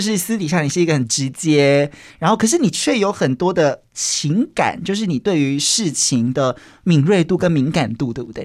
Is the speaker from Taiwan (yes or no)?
yes; Kaohsiung, Taiwan; 我是高雄人